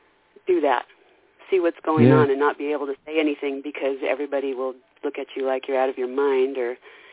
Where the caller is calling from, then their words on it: Idaho, United States; I'm calling from Idaho.